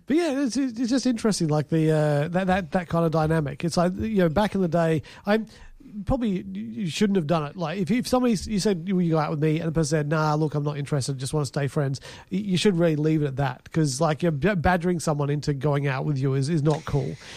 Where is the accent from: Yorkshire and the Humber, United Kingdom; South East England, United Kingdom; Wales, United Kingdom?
South East England, United Kingdom; Fareham; moved away; I come from Fareham.